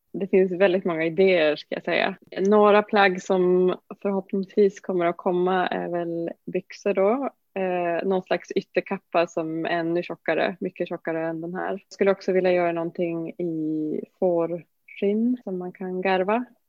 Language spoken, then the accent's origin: Swedish; Norrbotten County, Sweden; Norrbotten där jag kommer ifrån.